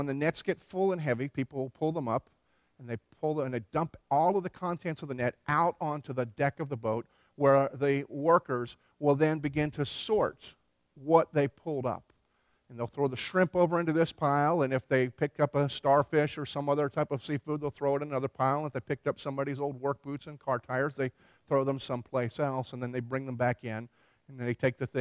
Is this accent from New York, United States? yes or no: no; Philadelphia, Pennsylvania, United States; moved away as an adult; also born or lived in Tennessee; I grew up in Philadelphia